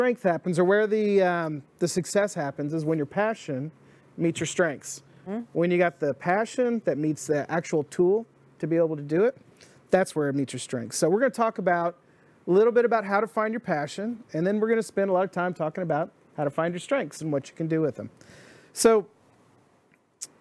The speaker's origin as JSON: {"language": "English", "town": "Dallas", "region": "Texas", "country": "United States", "tie": "born or raised there", "said": "I grew up in Dallas"}